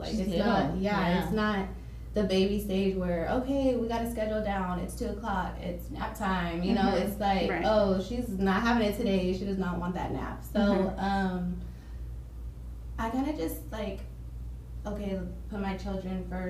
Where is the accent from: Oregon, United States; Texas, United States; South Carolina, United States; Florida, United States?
Texas, United States; Dallas; also born or lived in Midlothian, Texas; I'm from Dallas. Born and raised in Dallas